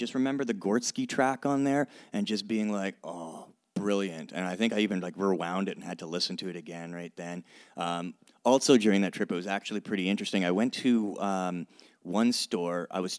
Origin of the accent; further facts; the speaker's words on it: Canada; as a Canadian, I needed to really discover a lot more Canadian rap music.